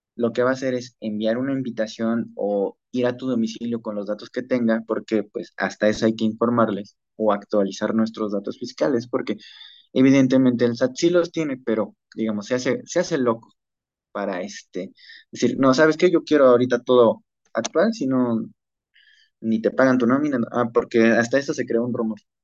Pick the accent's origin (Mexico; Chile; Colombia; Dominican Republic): Mexico; also born or lived in Mexico City; nosotros como mexicanos